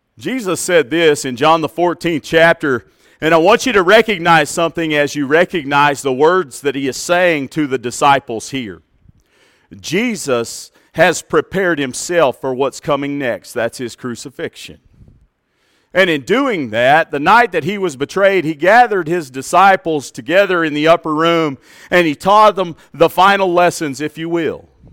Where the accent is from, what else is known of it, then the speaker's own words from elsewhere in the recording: Plainview, Texas, United States; Growing up in Plainview, Texas